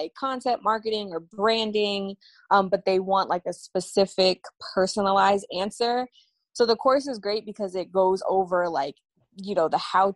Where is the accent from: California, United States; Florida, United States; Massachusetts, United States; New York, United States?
New York, United States; New York City; I'm from Brooklyn.